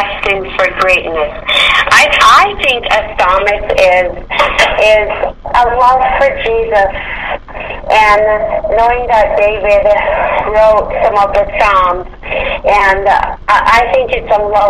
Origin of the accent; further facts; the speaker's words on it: Jamaica; growing up in Jamaica